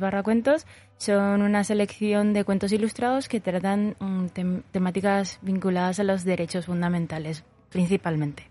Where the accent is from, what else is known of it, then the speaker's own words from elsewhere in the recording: Paraguay; moved away as an adult; now in Zaragoza, Spain; yo llevo tres años en Zaragoza, eh, vengo de Paraguay